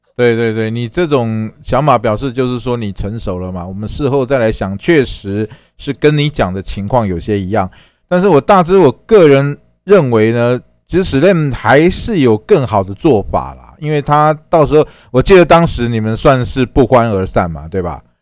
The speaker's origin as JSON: {"language": "Chinese", "country": "Taiwan", "said": "我们台湾话叫拍谁啊"}